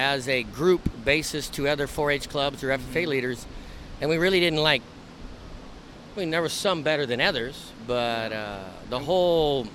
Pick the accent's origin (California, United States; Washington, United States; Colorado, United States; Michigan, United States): California, United States; Paso Robles; also born or lived in Stillwater, Oklahoma; I grew up in Paso Robles, California, on a 20-acre small farm